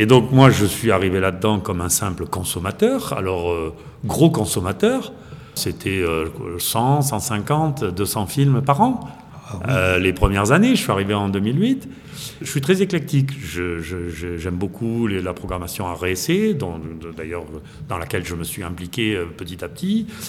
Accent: the Midi, southern France, France; moved away as an adult; also born or lived in Brittany / Toulouse area; now in Saint-Martin-en-Haut, France; je suis né en Bretagne, j'ai été élevé dans le Midi

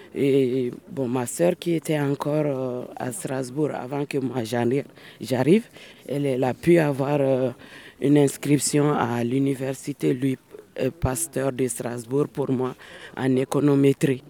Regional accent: Koutiala, Sikasso Region, Mali; also born or lived in Bamako, Mali; now in France; Je suis née à Bamako et j'ai fait mon enfance euh, vers le sud du Mali, dans une ville qui s'appelle Kouchala, un cercle de la région de Sikasso

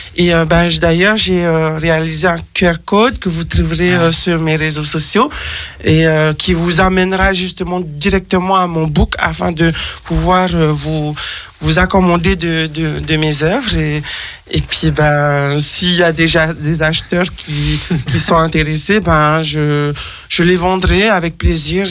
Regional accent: French Polynesia; now in France; je viens de Tahiti, les saisons je les connaissais pas.

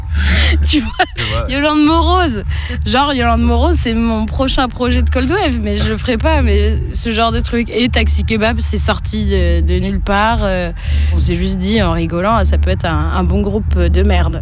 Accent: France; je suis née en France, donc c'est une langue que j'ai pas pratiquée non plus en grandissant, à part les juillet-août au bled

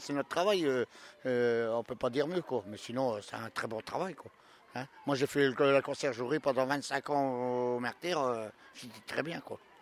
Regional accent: the Nord, Hauts-de-France, France; Je suis originaire du Nord

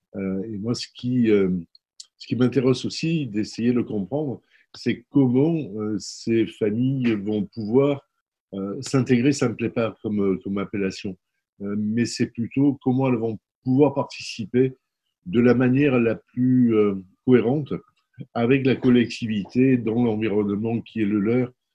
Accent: Marseille, Provence-Alpes-Côte d'Azur, France; je, suis né à la Cabucelle.

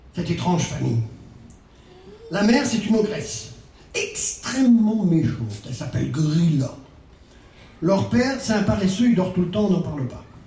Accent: Brittany, France; vous avez dû voir mon accent, je ne suis pas spécifiquement islandais. Je suis même breton

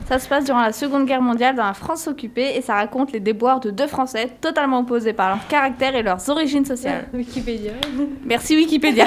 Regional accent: Wallonia, Belgium; je viens de Wallonie.

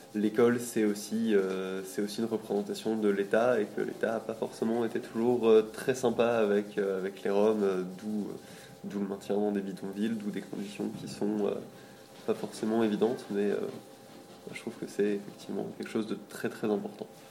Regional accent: Lille, Hauts-de-France, France; je viens de Lille

